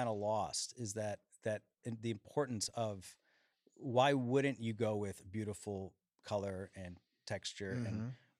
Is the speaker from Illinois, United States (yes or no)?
yes; Chicago, Illinois, United States; So I grew up in Chicago, Illinois. mm-hmm. and started playing music out there.